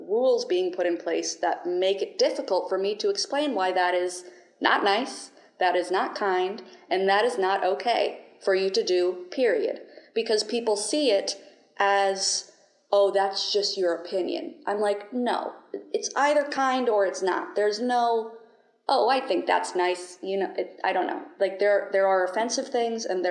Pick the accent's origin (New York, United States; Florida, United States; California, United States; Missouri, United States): Florida, United States; St. Augustine; I'm from St. Augustine, Florida